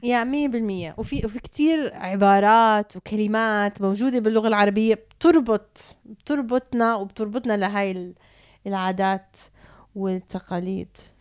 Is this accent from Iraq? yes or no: no; Canada; also born or lived in Palestine (ancestry) / Jordan (family); now in Dubai, United Arab Emirates; اتربيت بكندا